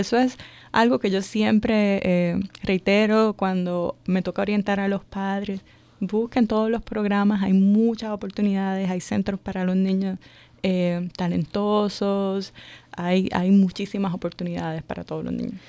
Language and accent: Spanish; Puerto Rico; moved away as an adult; now in Montgomery County, Maryland, United States; yo soy de Puerto Rico. Ya. Eh, en Puerto Rico eh, siempre trabajaba en el área de educación superior